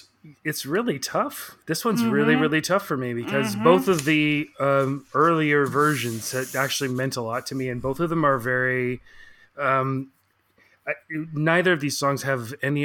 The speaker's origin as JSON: {"language": "English", "town": "Victoria", "region": "British Columbia", "country": "Canada", "tie": "born or raised there", "moved": "yes", "said": "So we grew up together in Victoria and he's still there."}